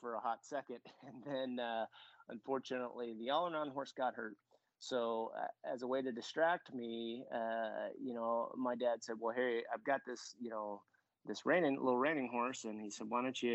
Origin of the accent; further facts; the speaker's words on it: Southern California, United States; when I was growing up on the West Coast